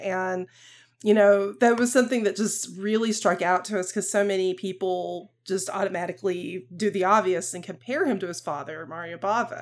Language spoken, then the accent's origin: English; the South, United States; accent: Southern; a Southern accent, like, I have a little bit of one